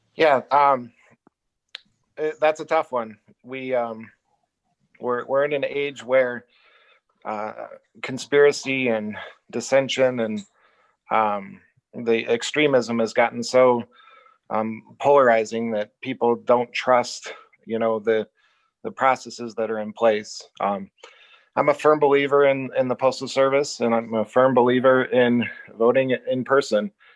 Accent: Illinois, United States; also born or lived in Iowa / South Dakota; now in Richland, United States; I was born and raised in Illinois

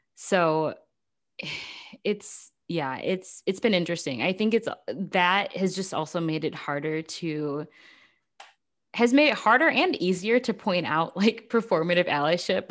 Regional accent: United States; I'm an American

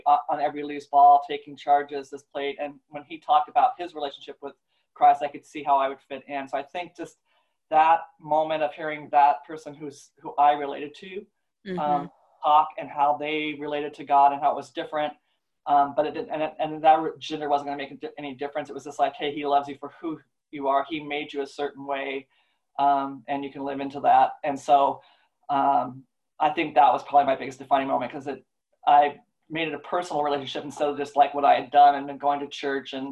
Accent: Alaska, United States; moved away; also born or lived in Oregon; I grew up in Alaska

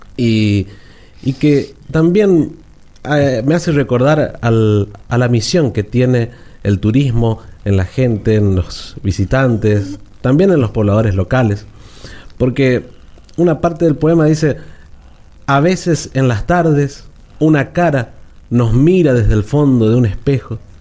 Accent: Goya, Corrientes, Argentina; lo que tenemos en nuestra ciudad

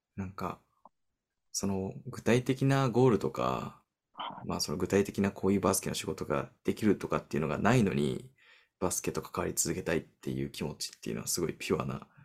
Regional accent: United States; 僕が出身のアメリカ

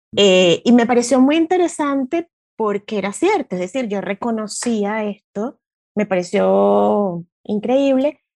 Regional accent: Venezuela; moved away as an adult; now in Buenos Aires, Argentina; yo soy venezolana.

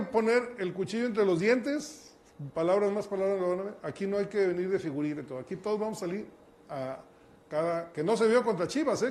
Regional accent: Mexico; celebramos como mexicanos

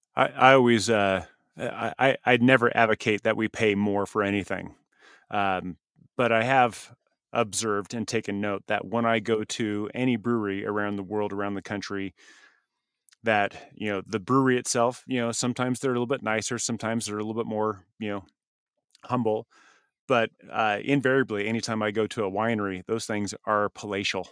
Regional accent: Southern California, United States; I grew up in the Southern California beach

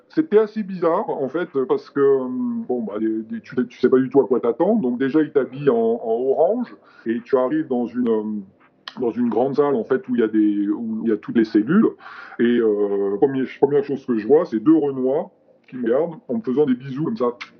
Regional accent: Paris, Île-de-France, France; also born or lived in United States; je viens de Paris.

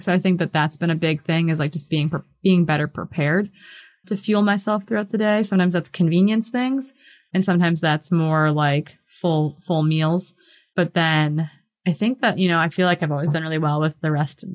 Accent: Hayward, Wisconsin, United States; moved away as an adult; also born or lived in Bozeman, Montana; I grew up in Wisconsin and it's like a cheesehead state

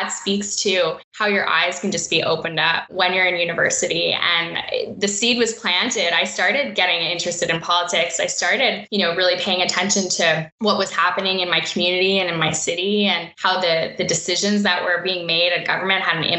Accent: Ottawa, Ontario, Canada; I had grown up in Ottawa, you know, and it's my hometown. I've been here my whole life

